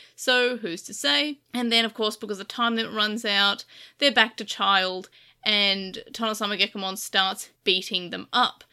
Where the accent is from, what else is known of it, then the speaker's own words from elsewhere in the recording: Australia; I am Australian